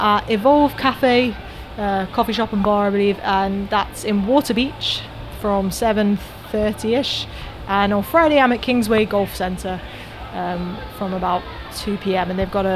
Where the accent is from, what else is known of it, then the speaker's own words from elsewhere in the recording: Manchester, North West England, United Kingdom; moved away as an adult; also born or lived in London; now in Cambridge, United Kingdom; I'm originally from Manchester, but I've moved down to Cambridge recently.